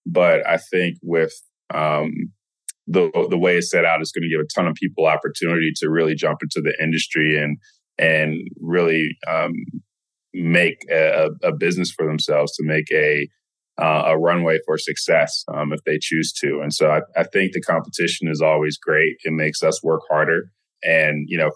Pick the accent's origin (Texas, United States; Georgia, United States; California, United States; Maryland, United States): Maryland, United States; I'm actually from Maryland originally